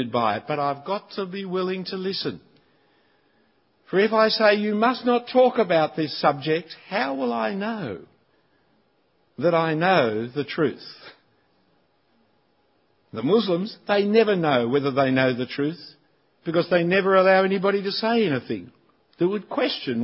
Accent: Sydney, New South Wales, Australia; I'm not an Australian, I'm a Sydney-sider

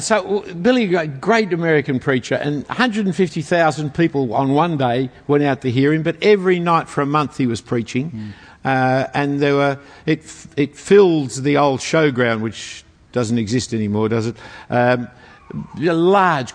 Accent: Sydney, New South Wales, Australia; we grew up in Bondi Junction, Bellevue Hill part of town. I went to Bellevue Hill Public School

